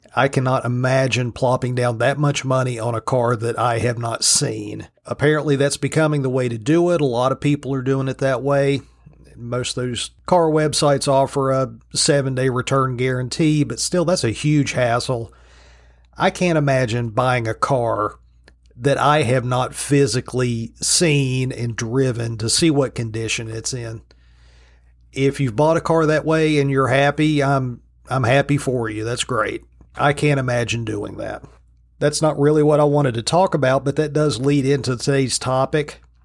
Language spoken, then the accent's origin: English; Virginia, United States; my home state of Virginia